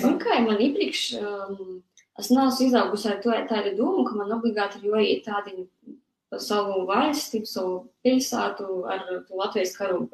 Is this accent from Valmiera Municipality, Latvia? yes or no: no; near the Russian border, Latgale, Latvia; esmu uzaugusi pašā gandrīz vai Krievijas pierobežā